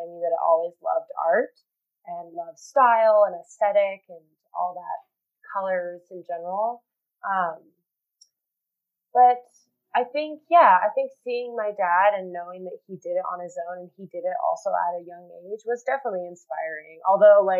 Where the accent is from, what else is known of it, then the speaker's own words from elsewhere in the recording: Mercer Island, Washington, United States; now in Denver, United States; we grew up on Mercer Island